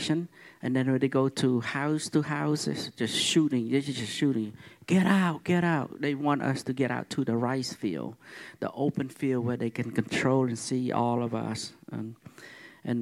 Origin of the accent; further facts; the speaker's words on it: Cambodia; now in United States; I'm Cambodian. I come from Cambodia.